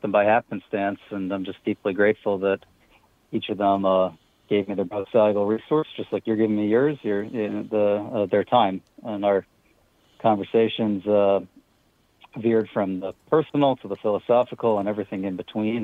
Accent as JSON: {"language": "English", "region": "Pennsylvania", "country": "United States", "moved": "yes", "said": "I'm originally from Pennsylvania."}